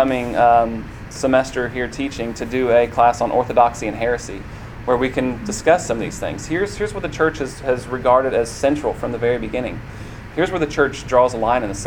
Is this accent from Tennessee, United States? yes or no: yes; Columbia, Tennessee, United States; I grew up in Columbia, Tennessee